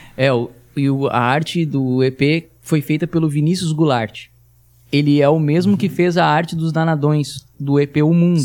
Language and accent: Portuguese; Tramandaí, Rio Grande do Sul, Brazil; A gente nasceu na mesma cidade, somos de Tramandaí, Rio Grande do Sul, litoral gaúcho